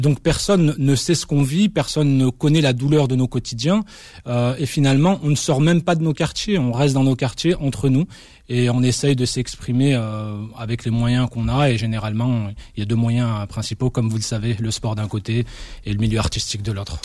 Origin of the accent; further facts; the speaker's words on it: France; also born or lived in Constantine, Algeria (family origin); moi qui avais grandi en France, finalement loin de, de mon pays d'origine